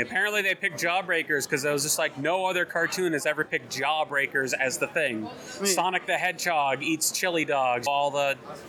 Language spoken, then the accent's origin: English; Southwick, Massachusetts, United States; I'm from Western. In fact, I'm from Southwick, Massachusetts.